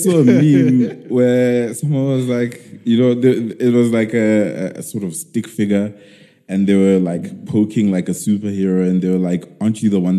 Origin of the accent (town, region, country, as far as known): South Africa